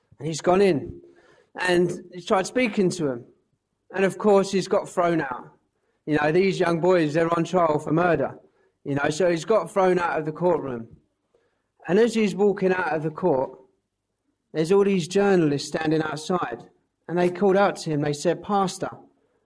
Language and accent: English; Ware, East of England, United Kingdom; I'm actually originally from Ware, which is just down the road